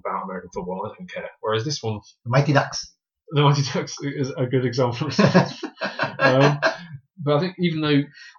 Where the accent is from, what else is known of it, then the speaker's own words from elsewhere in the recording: United Kingdom; I'm British.